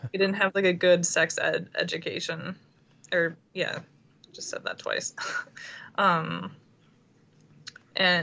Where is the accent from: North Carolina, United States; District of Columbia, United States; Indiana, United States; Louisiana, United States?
Indiana, United States; Fort Wayne; moved away; I am from Indiana, and like the northern part of Indiana. I was born in Fort Wayne